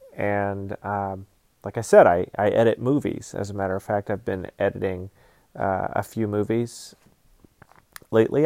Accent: Georgia, United States; now in Alaska, United States; I'm just kind of an American dude. I grew up in Georgia, live in Alaska now.

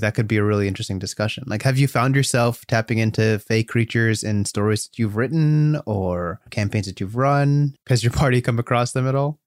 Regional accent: United States

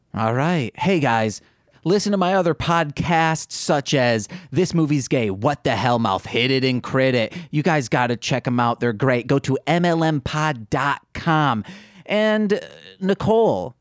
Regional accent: Midwest, United States; accent: Midwestern; I have a Midwestern accent.

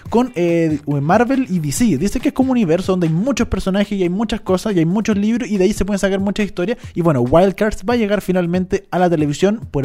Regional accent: Chile; Por supuesto, soy chilena

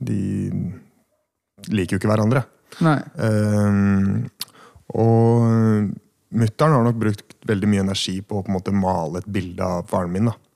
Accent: Hønefoss, Buskerud, Norway; also born or lived in Oslo; bodd på Stovner, Vestli. Og så flytta vi til Hønefoss, som kanskje er det jeg anser som på en måte hjembyen min, da.

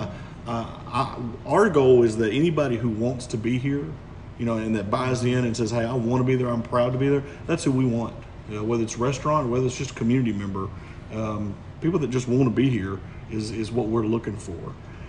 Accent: Hooks, Texas, United States; because we're from here. You know, this is literally all we've known. I mean, I grew up, you know, right across the street by the bank parking lot. I mean, that was my house growing up on Main Street.

